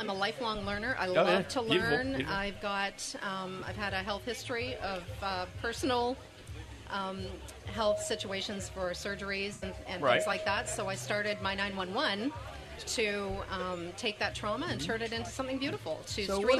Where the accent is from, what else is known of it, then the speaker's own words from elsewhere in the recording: London, Ontario, Canada; London, Ontario, Canada.